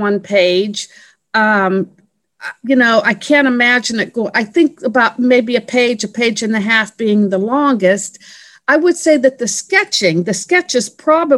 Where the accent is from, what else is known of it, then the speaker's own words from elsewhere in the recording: Pennsylvania, United States; moved away as an adult; also born or lived in Washington, D.C. area; I was born and raised in Pennsylvania